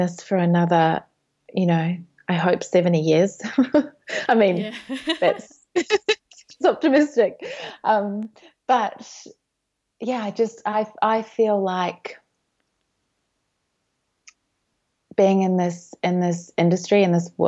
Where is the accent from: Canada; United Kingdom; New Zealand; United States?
New Zealand; moved away as an adult; now in Melbourne, Australia; I grew up in New Zealand, so moved to Melbourne